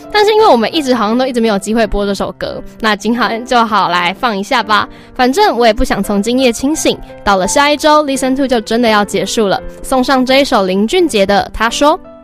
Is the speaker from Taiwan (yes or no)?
yes; Taiwan; 我们台湾人是过在八月八号的爸爸节